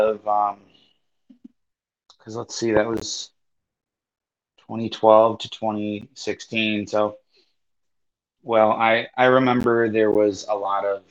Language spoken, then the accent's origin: English; outside of Chicagoland, Northwest Illinois, United States; I'm from Northwest Illinois, outside of Chicagoland